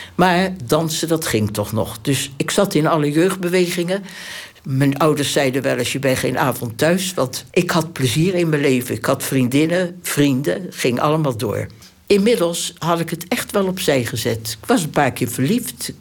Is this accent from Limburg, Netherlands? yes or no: no; Delft, South Holland, Netherlands; moved away as an adult; Ik ben geboren in Delft, 16 januari 1926.